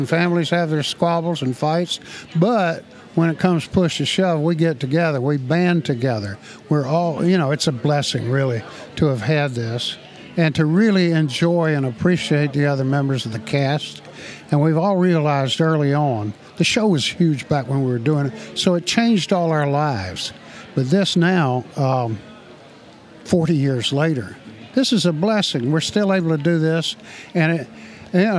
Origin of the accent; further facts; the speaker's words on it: the South, United States; But I grew up in the South and, you know, without electricity or indoor plumbing.